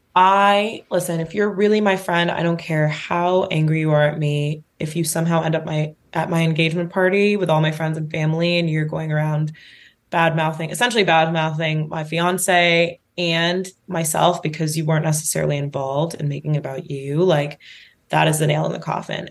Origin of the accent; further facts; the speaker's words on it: New York, United States; as a New Yorker